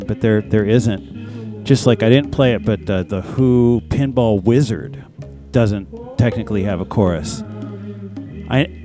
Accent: Detroit, Michigan, United States; I'm from Detroit

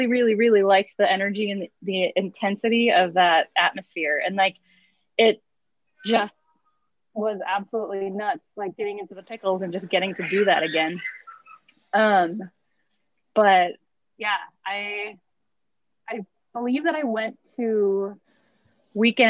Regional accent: Minnesota, United States; I grew up making pickles in Minnesota

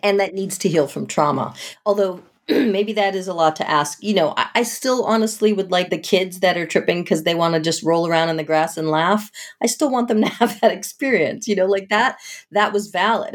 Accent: outside of Boston, Massachusetts, United States; I grew up outside of Boston

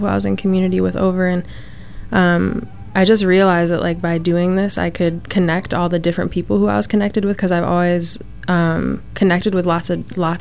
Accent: United States; as an American, as a first generation, as diasporic

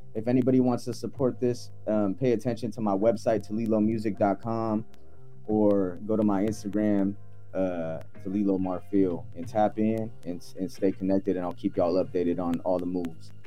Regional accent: United States; also born or lived in Philippines; I had to make home, my home here in America

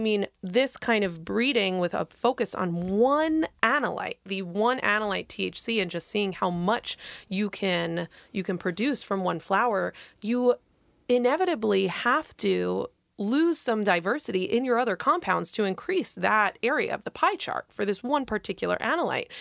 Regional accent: New York, United States; now in Oregon, United States; I come from New York

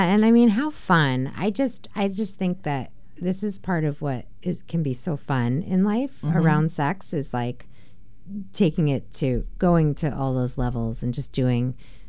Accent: New Jersey, United States; I'm from New Jersey.

